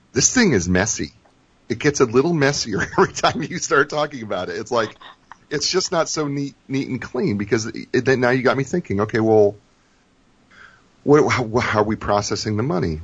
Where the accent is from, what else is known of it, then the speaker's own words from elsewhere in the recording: New Jersey, United States; I was born in New Jersey